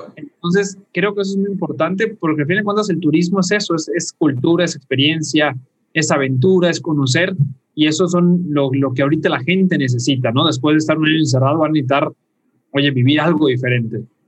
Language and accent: Spanish; Yucatán, Mexico; los que somos yucatecos